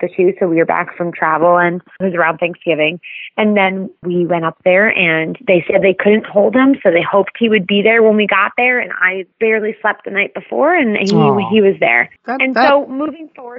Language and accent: English; Avon-by-the-Sea, New Jersey, United States; I grew up in Jersey, and I grew up right on the shore, so Jersey Shore. You could find me always right off of Lincoln Avenue and Avon Beach